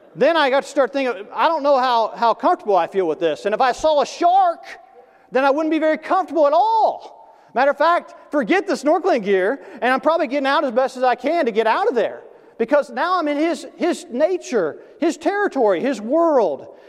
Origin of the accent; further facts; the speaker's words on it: Tennessee, United States; when I was growing up in Tennessee, you know, the South